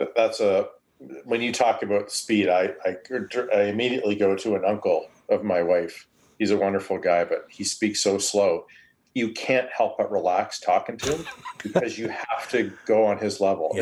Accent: Canada; accent: Canadian; I'm Canadian

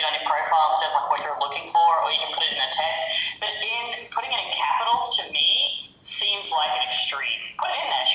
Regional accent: Australia; it's informal Aussie slang type thing

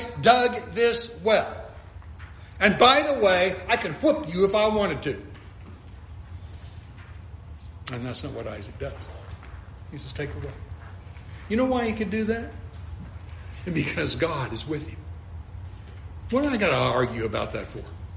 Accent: California, United States; now in Florida, United States; You live in this arid desert area where, like where I grew up in California

